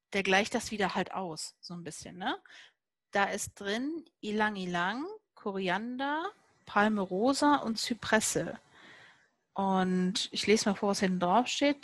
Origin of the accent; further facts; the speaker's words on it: Cologne, North Rhine-Westphalia, Germany; ich komme ja aus Köln